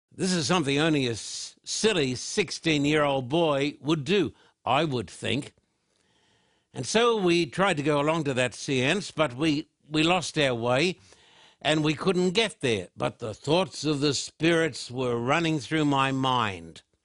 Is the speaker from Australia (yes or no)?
yes; Australia; growing up in Australia